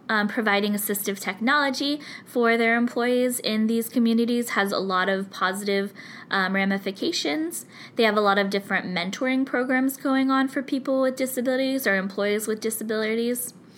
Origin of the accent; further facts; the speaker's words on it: California, United States; I'm from California